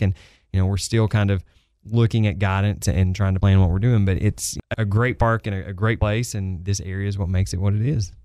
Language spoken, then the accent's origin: English; Tri-Cities, Tennessee, United States; I'm from the Tri-Cities originally, and I remember growing up coming to Dollywood with my parents and my grandparents